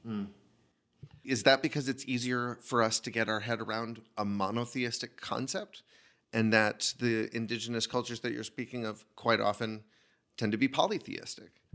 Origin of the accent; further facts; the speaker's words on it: United States; what I carry with me as an American